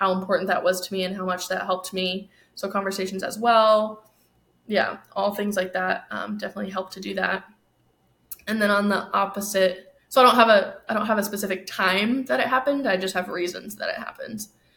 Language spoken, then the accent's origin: English; New York, United States; now in Arizona, United States; I'm from New York also